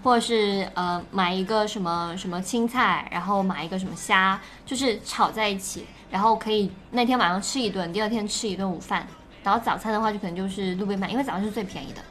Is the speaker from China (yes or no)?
yes; Guangdong, China; 我们潮汕人办酒席之类的